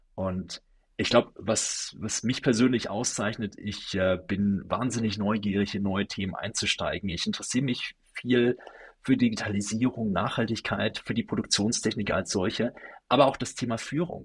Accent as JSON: {"language": "German", "area": "Sauerland", "region": "North Rhine-Westphalia", "country": "Germany", "tie": "born or raised there", "said": "ich bin äh, gebürtig aus dem Sauerland, einem kleinen Dorf aus NRW"}